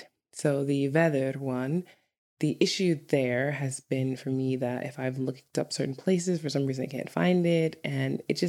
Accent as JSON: {"language": "English", "region": "New York", "country": "United States", "said": "if you're from any urban area in the United States, like New York, I'm from New York, but like California or something, you would laugh at Icelandic traffic."}